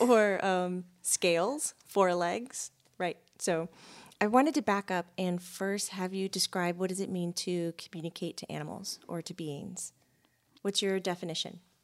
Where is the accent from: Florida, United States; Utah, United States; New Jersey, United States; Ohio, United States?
Florida, United States; growing up in Florida